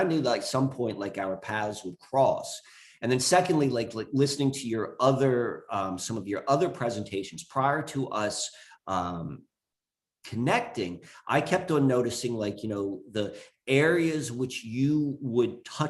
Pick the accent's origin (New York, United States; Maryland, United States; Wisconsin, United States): Maryland, United States; Columbia; also born or lived in Richmond, Virginia; I grew up in Columbia, Maryland.